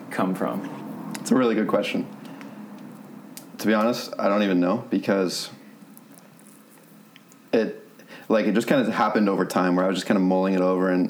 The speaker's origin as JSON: {"language": "English", "region": "Northeast", "country": "United States", "said": "You know, I'm from the Northeast, so volleyball there is super fun"}